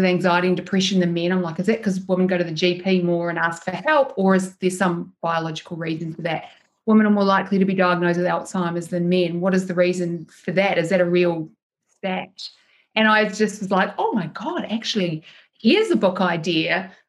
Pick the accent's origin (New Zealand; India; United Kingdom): New Zealand; baby brain isn't really a thing where I'm from, because I grew up in New Zealand.